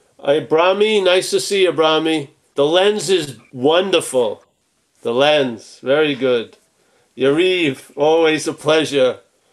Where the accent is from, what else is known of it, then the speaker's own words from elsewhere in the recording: Long Island, New York, United States; accent: Long Island; I just renewed my Long Island subscription, my accent, by talking to you earlier. It's thicker than it was an hour and a half ago.